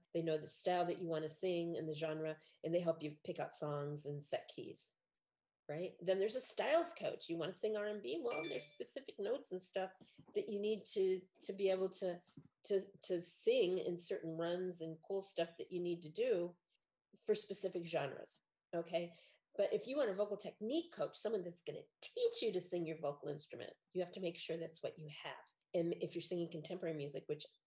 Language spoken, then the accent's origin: English; Chicago, Illinois, United States; I'm from Chicago.